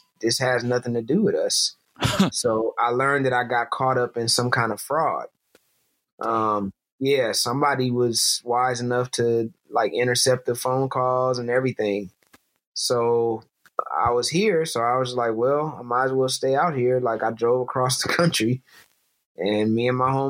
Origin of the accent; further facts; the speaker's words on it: Flint, Michigan, United States; moved away; I'm from Flint, Michigan